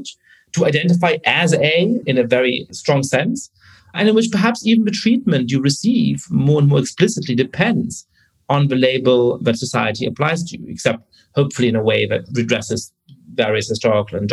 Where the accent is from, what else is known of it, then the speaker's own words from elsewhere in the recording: Germany; I was growing up in Germany, I was born in 1982